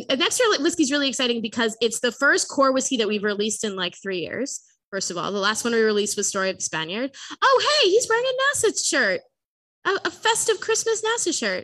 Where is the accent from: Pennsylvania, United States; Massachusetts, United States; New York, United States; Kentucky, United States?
Massachusetts, United States; Framingham; accent: Boston; I do not have a Boston accent anymore, but I am from Framingham originally.